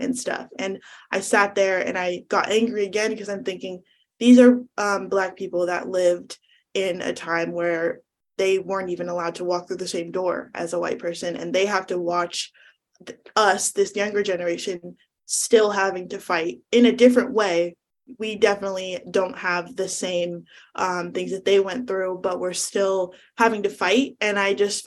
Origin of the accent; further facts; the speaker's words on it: Northern California, United States; I'm from Northern California